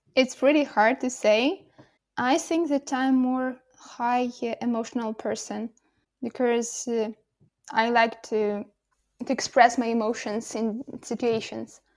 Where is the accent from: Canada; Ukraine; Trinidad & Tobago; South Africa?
Ukraine; Kolomyia, Ivano-Frankivsk Oblast; English is a second language; moved away as an adult; now in Kyiv, Ukraine; I'm at my hometown. It's Kolomoye, Ivano Frankisk, uh, region